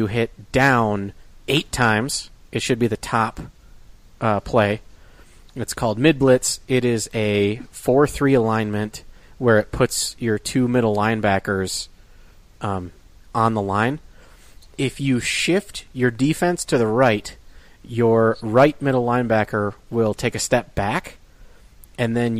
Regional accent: Michigan, United States; I am from Michigan

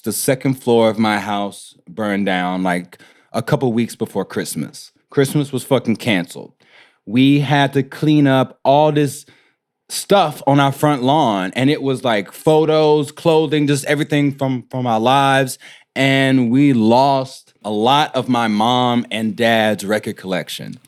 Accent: Houston, Texas, United States; I'm from Houston, from, like, the, the, like, the inner city close to downtown Houston. I'm from Third Ward

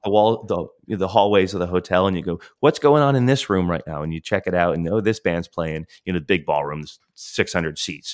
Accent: Florida, United States; we grew up in Florida

